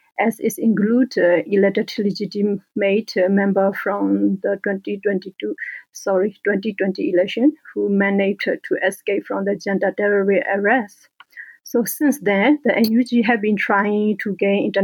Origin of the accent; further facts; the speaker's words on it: Karen State, Kayin State, Myanmar; moved away as an adult; now in France; I am a Burmese, and I belong to Karen and Po ethnic. So I come from Karen states